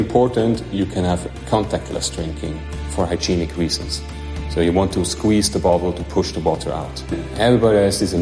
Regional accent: Switzerland; I'm from Switzerland

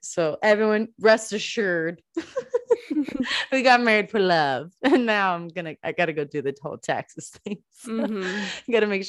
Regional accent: Greenville, South Carolina, United States; moved away as an adult; now in Charlotte, United States; I grew up in Greenville, South Carolina, and we grew up driving here to fly out of the airport.

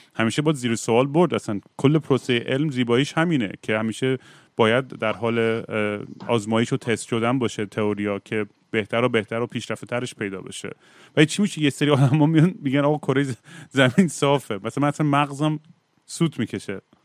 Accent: Zanjan, Zanjan Province, Iran; بچه بودیم میرفتیم مراسم و تاسوا تو زنجان

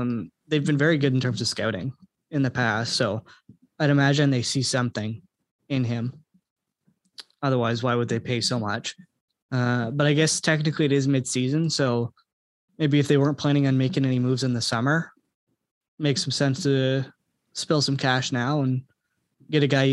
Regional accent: Scotland, United Kingdom; I'm Scottish

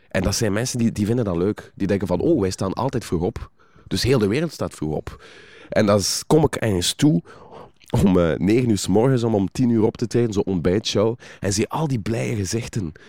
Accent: West Flanders, Belgium; accent: West Flemish; ik ben van West-Vlaanderen

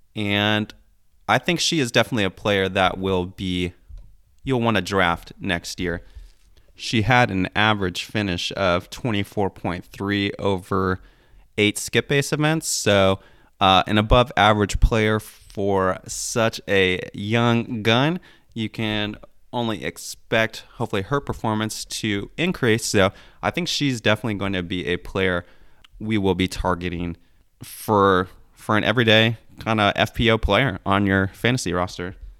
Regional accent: about half an hour from Belton, Missouri, United States; born or raised there

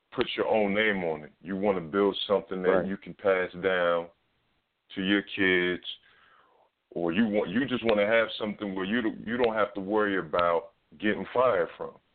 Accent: New York City, New York, United States; I'm from Harlem

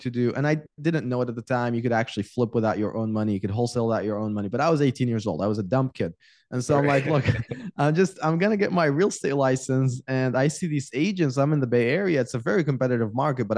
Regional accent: Iraq; moved away; I was born and raised in Iraq

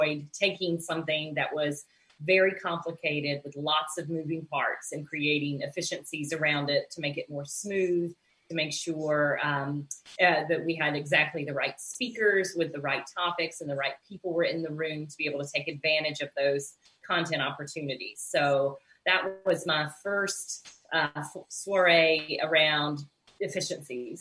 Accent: Pelzer, South Carolina, United States; also born or lived in Columbia, South Carolina / Washington, D.C.; now in Charleston, United States; growing up in Pelzer, South Carolina, which is near Clemson University

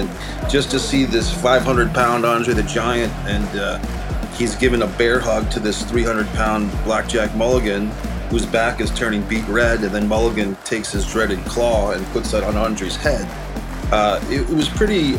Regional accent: Arlington, Virginia, United States; also born or lived in Rhode Island; I spent my childhood going back and forth between Northern Virginia for elementary school, middle school, and high school

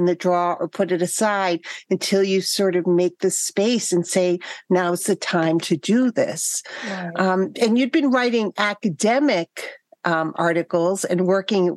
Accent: Boston, Massachusetts, United States; accent: Boston; my Boston accent

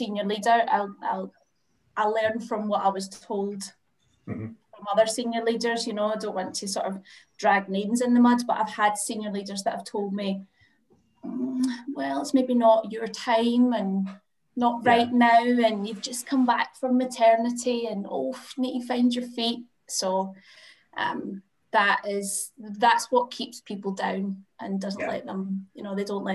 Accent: Glasgow, Scotland, United Kingdom; now in Madrid, Spain; I'm from Glasgow, Scotland, currently in Glasgow, Scotland, which is amazing. Yay! But I live in Madrid in Spain

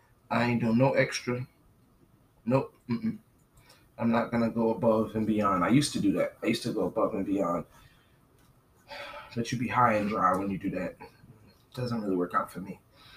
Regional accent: New Jersey, United States; moved away as an adult; She knows I'm from New Jersey, New York. We're in the South.

